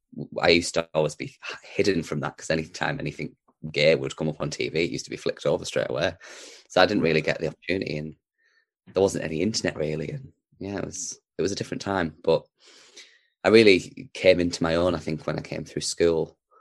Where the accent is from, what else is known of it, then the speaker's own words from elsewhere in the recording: Darlington, North East England, United Kingdom; I was born in Darlington, so Darlington's always somewhere that we used to come back. It was sort of like the base, the hub, if you will. So, I did spend a lot of my time growing up in Darlington